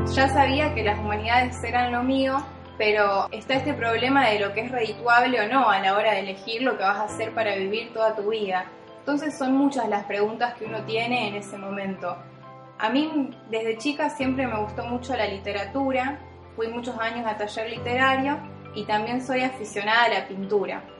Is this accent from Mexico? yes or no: no; Las Parejas, Santa Fe, Argentina; moved away as an adult; also born or lived in Rosario; el pueblo que nací yo o en la casa que nací yo